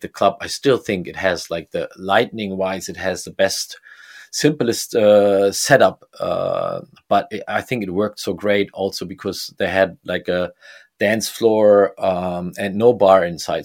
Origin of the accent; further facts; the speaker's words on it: Bremen, Germany; I grew up in Bremen